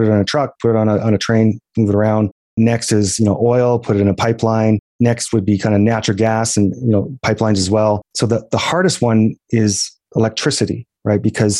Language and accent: English; Alberta, Canada; And I think about kind of the idea that I'm from Alberta